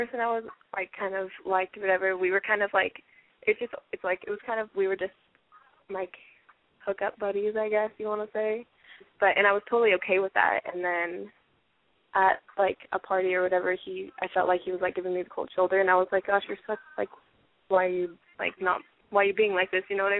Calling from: Seattle, Washington, United States; Seattle, 17.

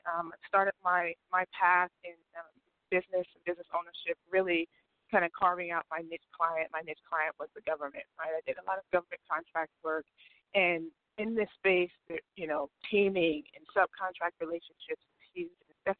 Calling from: California, United States; I'm calling from California.

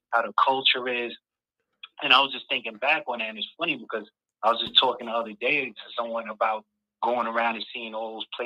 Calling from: New York, United States; What's going on, Mike?

